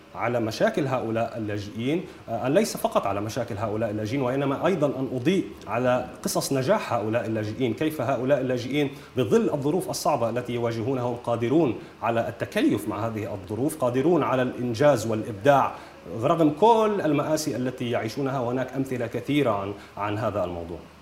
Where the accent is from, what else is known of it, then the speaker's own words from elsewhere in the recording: Nahr al-Bared camp, North Governorate, Lebanon; أنا ولدت بمخيم نهر البارد